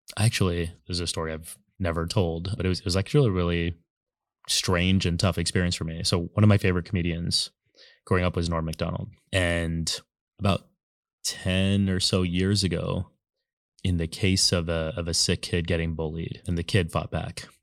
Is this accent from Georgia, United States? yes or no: no; San Antonio, Texas, United States; moved away as an adult; now in New York City, United States; I grew up in Texas, born and raised twenty-two years, and then I've lived in New York City for, like, the fa-, last fifteen